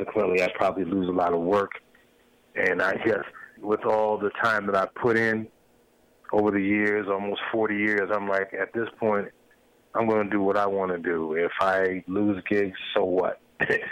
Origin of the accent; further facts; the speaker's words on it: McIntosh County, Georgia, United States; moved away; I was born in McIntosh County, Georgia, which is 45 minutes away from Chatham County, which is Savannah, where my father lived all these years